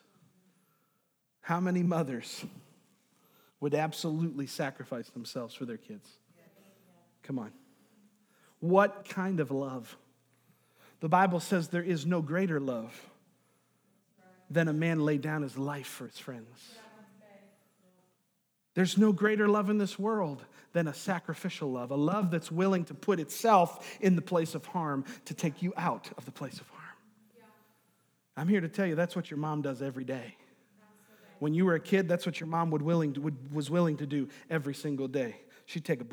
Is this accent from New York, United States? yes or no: yes; New York, United States; moved away; I'm from New York, is I went to school with a guy named Chris Saratori.